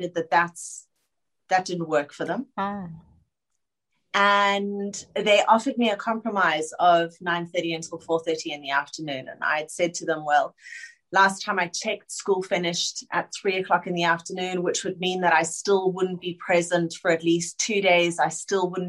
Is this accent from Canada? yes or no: no; Johannesburg, Gauteng, South Africa; moved away as an adult; now in Sydney, Australia; I am a girl that was born and bred in Joburg